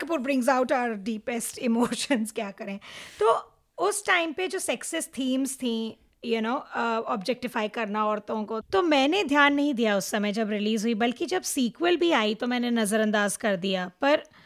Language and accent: Hindi; Mumbai, Maharashtra, India; moved away as an adult; now in Toronto, Canada; मैं मुंबई में पली बड़ी थी